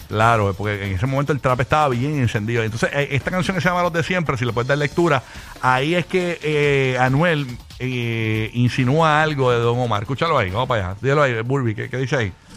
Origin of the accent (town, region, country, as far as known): Puerto Rico